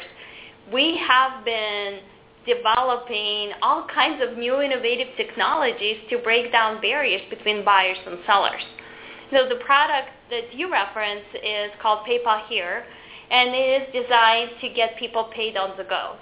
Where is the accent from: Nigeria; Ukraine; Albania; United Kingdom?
Ukraine; now in United States; I'm actually an immigrant to this country. I came from the Ukraine 22 years ago